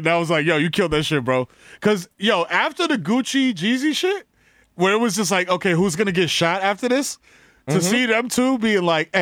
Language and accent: English; New York City, New York, United States; I'm a dude from the Bronx